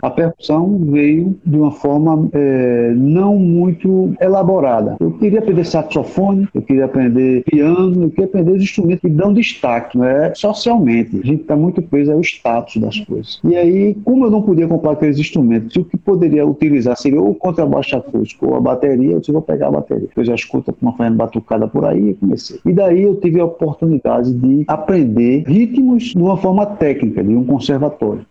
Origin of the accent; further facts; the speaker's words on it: Recife, Pernambuco, Brazil; moved away as an adult; also born or lived in Portugal; now in Sobral, Brazil; sou natural de Recife, Pernambuco